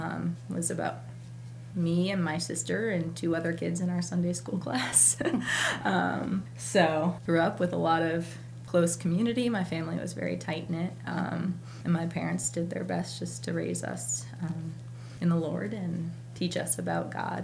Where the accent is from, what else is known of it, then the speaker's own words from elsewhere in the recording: Moultonborough, New Hampshire, United States; I am originally from Moultonboro, New Hampshire, born and raised. So used to the cold and snow and all that. But I grew up I was the youngest of four